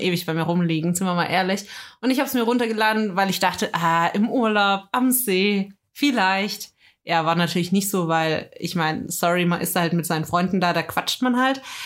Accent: Germany; als Deutscher

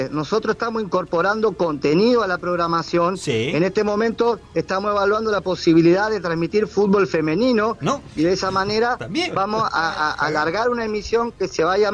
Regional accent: Villa Lugano, Buenos Aires, Argentina; born there; la verdad es que yo nací en Villalugano, pero tuve que aprender a hablar así

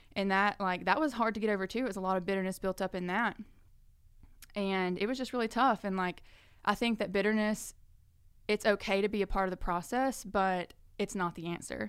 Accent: Birmingham, Alabama, United States; now in Florence, United States; I'm originally from Birmingham

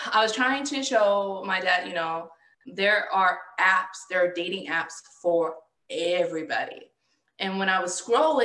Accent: the South, United States; I'm a Southerner, and that's how we talk here in the South

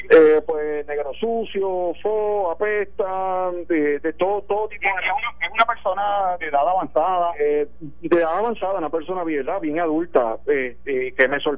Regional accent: Canóvanas, Puerto Rico; En mi canóvana, como dije anteriormente, es mi pueblo natal

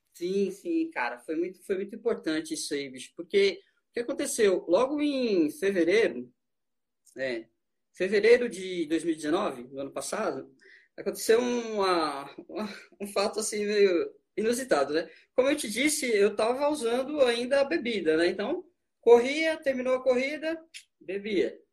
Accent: São Paulo, Brazil; moved away as an adult; now in Brasília, Brazil; eu vim de São Paulo, tô em casa

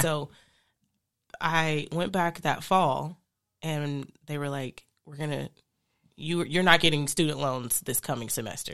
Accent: Phoenix, Arizona, United States; moved away; I grew up in Phoenix for some years

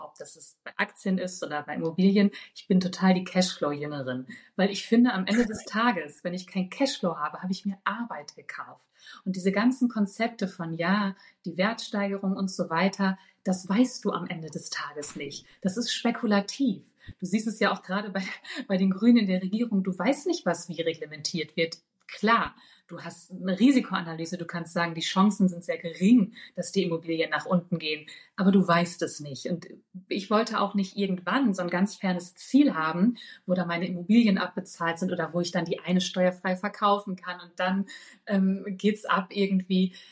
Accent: Ruhr area, North Rhine-Westphalia, Germany; moved away; also born or lived in Berlin; ich komme ja aus dem Ruhrgebiet gebürtig

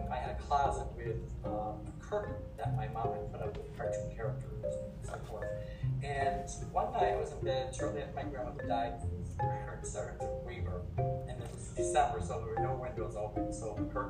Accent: Schenectady, New York, United States; also born or lived in Albany; I grew up in the 518 area. I grew up in Schenectady.

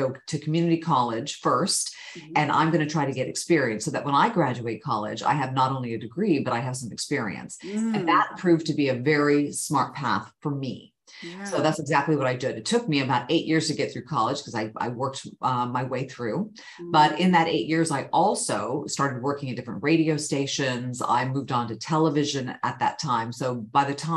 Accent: Sacramento, California, United States; also born or lived in Bay Area, California; I grew up in Northern California. I was born in the Bay Area and moved up to the Sacramento area as a young child

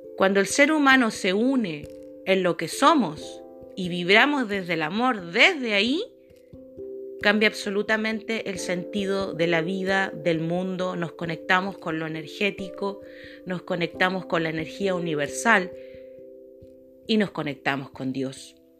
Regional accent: Chile; soy de Chile

